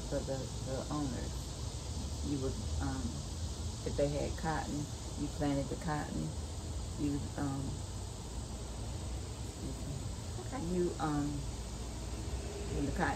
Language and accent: English; Pendleton, South Carolina, United States; I grew up in Pendleton. They said Anderson, but it was closer to Pendleton than it was